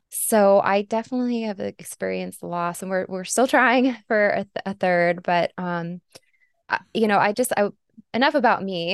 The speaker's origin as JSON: {"language": "English", "region": "Arizona", "country": "United States", "tie": "born or raised there", "said": "my home state, Arizona"}